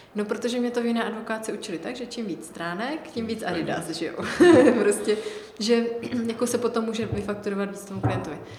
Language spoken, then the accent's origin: Czech; Olomouc Region, Czechia; já jsem od Olomouce